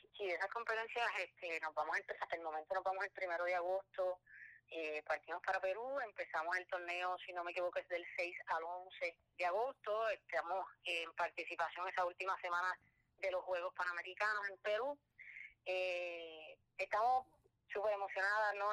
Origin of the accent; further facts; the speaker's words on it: San Juan, Puerto Rico; yo soy de San Juan